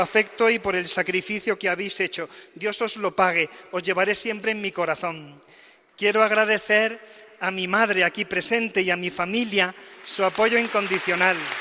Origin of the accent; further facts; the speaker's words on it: La Rambla, Andalusia, Spain; moved away as an adult; also born or lived in Córdoba; now in Alcalá de Henares, Spain; mi pueblo, de la Rambla